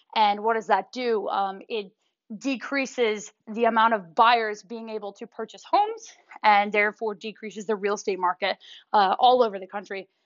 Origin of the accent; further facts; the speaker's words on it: New York, United States; moved away; I'm from New York